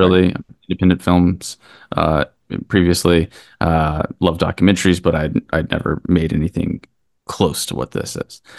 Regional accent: Kentucky, United States; now in New York, United States; Christian and I grew up in Kentucky together

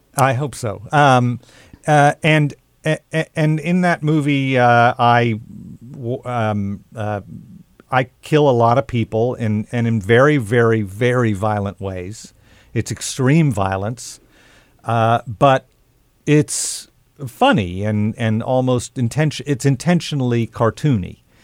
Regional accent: Oklahoma, United States; I grew up in Oklahoma

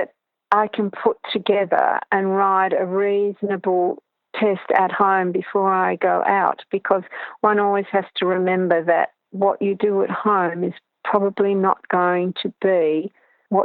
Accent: Tasmania, Australia; I was from Tasmania

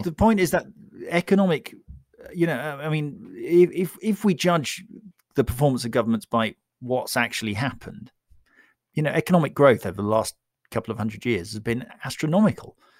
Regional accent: United Kingdom; I'm British

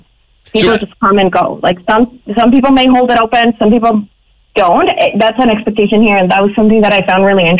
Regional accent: Quito, Pichincha, Ecuador; moved away; I'm from Ecuador, from Quito, the capital city.

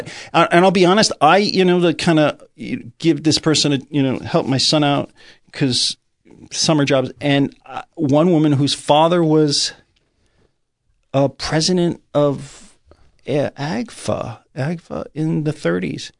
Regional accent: Greenwich, Connecticut, United States; also born or lived in New York City / Riverdale, New York; where I grew up in Greenwich

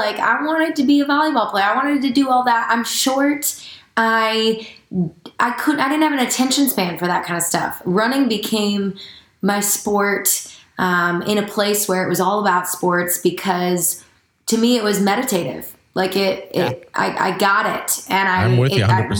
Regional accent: Janesville, Wisconsin, United States; now in Nashville, United States; I am from Wisconsin

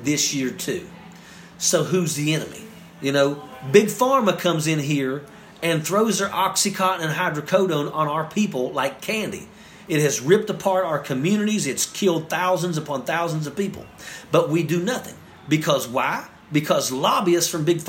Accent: West Virginia, United States

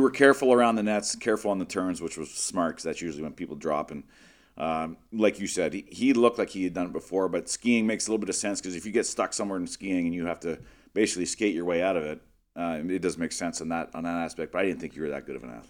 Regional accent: Western Canada, Canada; growing up in Western Canada, all winter you're on the ice all day long.

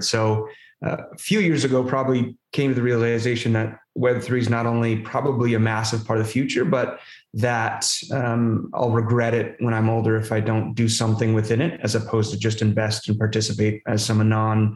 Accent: Southern California, United States; moved away; I was born in Southern California, kind of a rough and tumble kid.

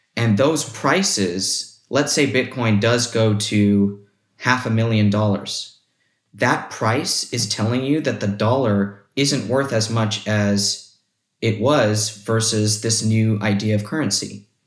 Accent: United States; as an American citizen

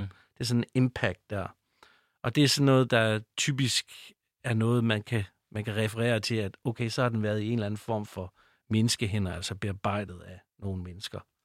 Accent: North Jutland, North Denmark Region, Denmark; accent: North Jutlandic; nu kommer jeg fra Nordjylland, det ved jeg ikke, om I kan høre, men jeg har sådan, måske en, sådan en lille anxi-, accent med, med noget nordjysk.

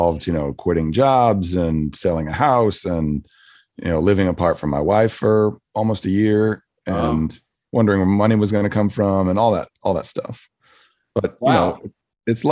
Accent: Philadelphia, Pennsylvania, United States; also born or lived in Midwest / Northeast / New Jersey; now in Nashville, United States; I grew up around Philadelphia. I kind of lived a little bit of all over Midwest and Northeast

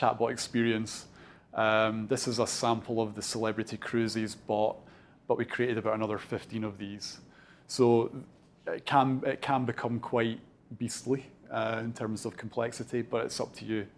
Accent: Dunfermline, Scotland, United Kingdom; I'm originally from Fife. So I'm born and bred Dunfermline

